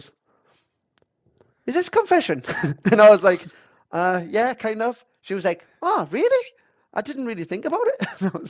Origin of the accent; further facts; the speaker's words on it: England, United Kingdom; So then it was for me, like Azusa's from Japan. I'm from England.